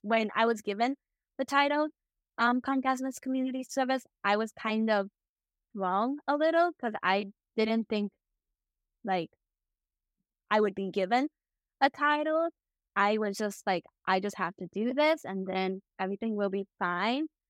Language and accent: English; Chicago, Illinois, United States; also born or lived in Hubei, China; My parents adopted me when I was, like, two, and then I was brought appeal to Chicago